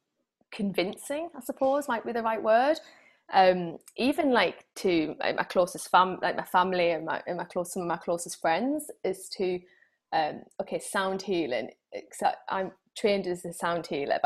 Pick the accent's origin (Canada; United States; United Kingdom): United Kingdom; being typically British